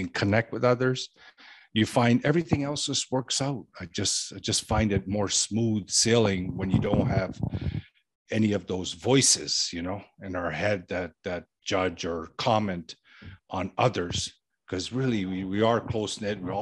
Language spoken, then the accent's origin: English; Toronto, Ontario, Canada; I grew up in Toronto, Canada, and surrounding areas.